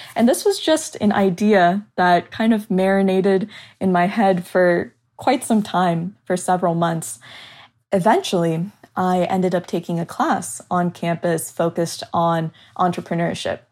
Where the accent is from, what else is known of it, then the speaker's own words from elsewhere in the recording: Southern California, United States; moved away as an adult; also born or lived in Chicago; I moved from my hometown in Southern California to attend school in the city of Chicago